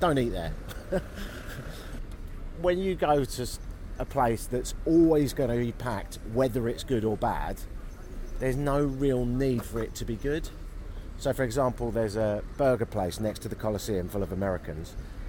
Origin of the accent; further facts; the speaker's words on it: London, United Kingdom; in the same way that I, as a Londoner, wouldn't dream about having fish and chips in Covent Garden.